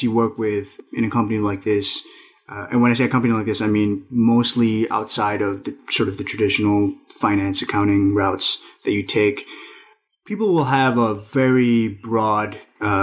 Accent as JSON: {"language": "English", "town": "New York City", "region": "New York", "country": "United States", "tie": "born or raised there", "also_born_or_lived": "Nepal / Astoria, Queens", "said": "I'm an immigrant myself and also son of immigrants, although I was raised in New York"}